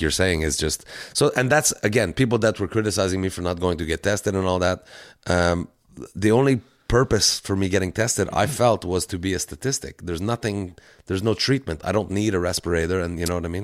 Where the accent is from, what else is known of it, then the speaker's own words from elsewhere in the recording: Canada; We're so Canadian